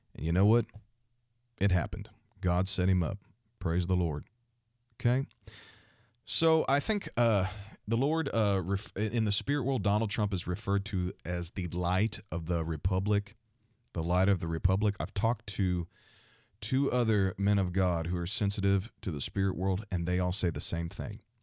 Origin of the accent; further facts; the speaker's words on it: Missouri, United States; the state of Missouri, my home state